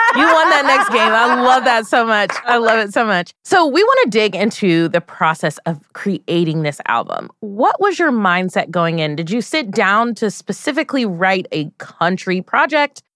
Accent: Fort Walton Beach, Florida, United States; moved away; my hometown next month, Fort Walton Beach, Florida

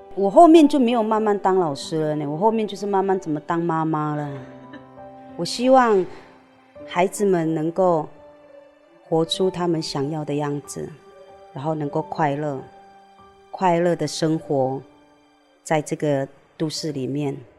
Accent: Hongye Village, Wanrong Township, Hualien County, Taiwan; moved away; also born or lived in Sanxia, New Taipei; 然后我出生在花莲万荣乡红叶村

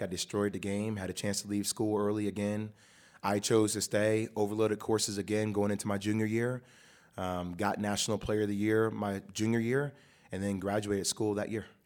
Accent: New Jersey, United States; I was born and raised in Jersey

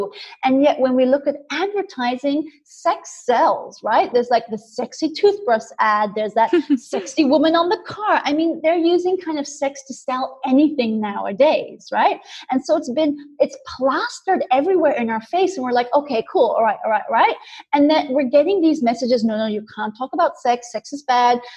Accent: India; moved away; I grew up in India

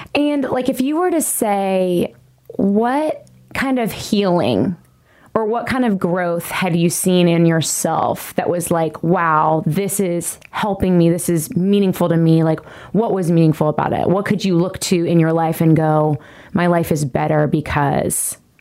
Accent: Nashville, Tennessee, United States; i am a singer songwriter here in nashville tennessee this is my hometown

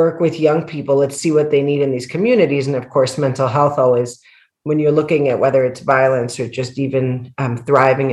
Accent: El Salvador; I'm a woman from El Salvador

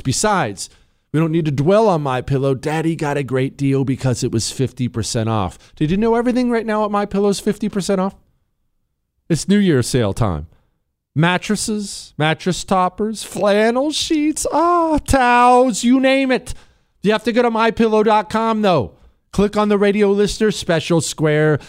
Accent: Montana, United States; I grew up in Montana.

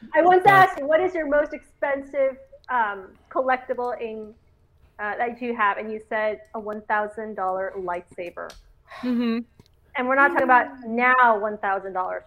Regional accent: Canada; now in South America; I grew up in Canada

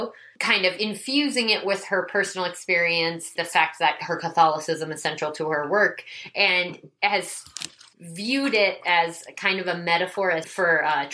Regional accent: Midwest, United States; I grew up in the Midwest

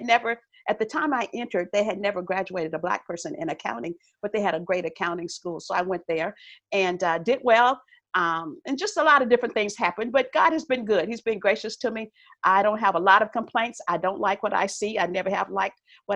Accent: East Texas, United States; moved away as an adult; also born or lived in Southern California; now in California, United States; I grew up in Texas. So I've been in California. I live in California now, Southern California

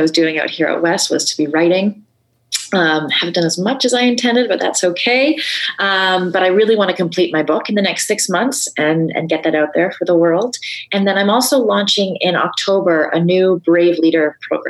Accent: Vancouver, British Columbia, Canada; now in Toronto, Canada; I grew up in Vancouver

